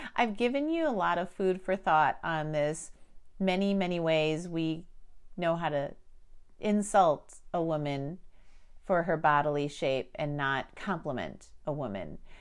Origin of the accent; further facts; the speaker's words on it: Chicago, Illinois, United States; I was born in Chicago